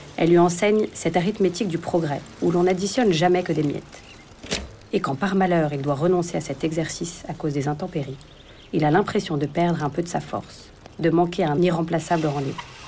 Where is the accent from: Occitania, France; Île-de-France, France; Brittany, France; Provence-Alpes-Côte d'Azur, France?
Île-de-France, France; Paris; je suis parisienne